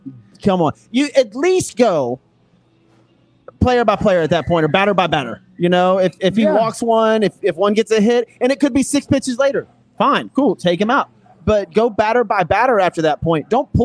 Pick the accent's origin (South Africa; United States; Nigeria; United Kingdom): United States; Houston, Texas; I'm an Astros fan. I'm from Houston.